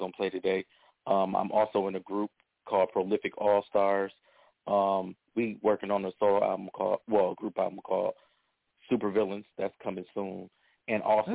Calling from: Detroit, Michigan, United States; I'm calling from Detroit

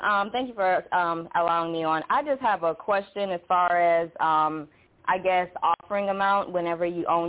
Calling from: Georgia, United States; Calling from Georgia.

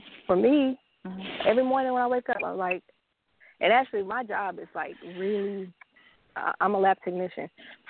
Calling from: Hot Springs, Arkansas, United States; I'm calling from Hot Springs, Arkansas. I am your Capricorn.

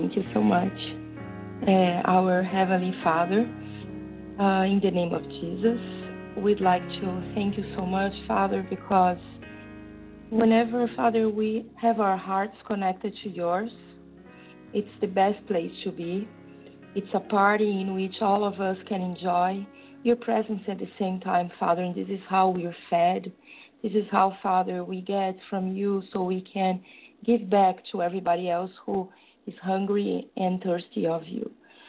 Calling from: São Paulo, Brazil; From São Paulo in Brazil.

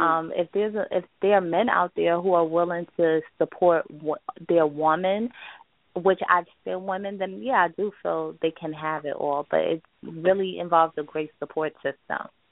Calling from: upstate New York, United States; I'm calling from um, upstate New York

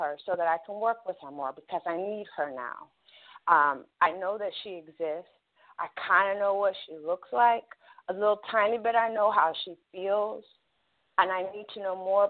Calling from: Ohio, United States

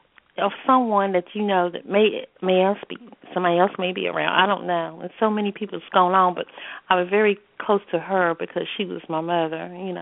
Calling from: North Carolina, United States; I'm calling from the Carolinas

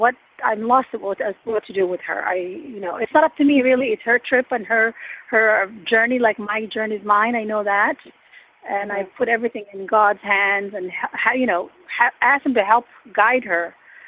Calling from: Chantilly, Virginia, United States; also born or lived in Alexandria, Virginia; I'm calling from Virginia, Northern Virginia area, Chantilly.

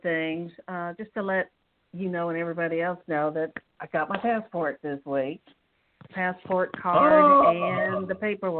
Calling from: Atlanta, Georgia, United States; How are you? … from Atlanta.

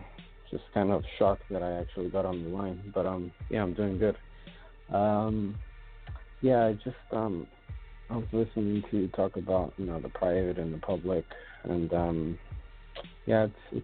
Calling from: California, United States; I'm out in California.

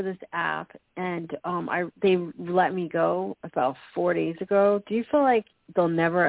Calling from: Florida, United States; I'm calling from Florida.

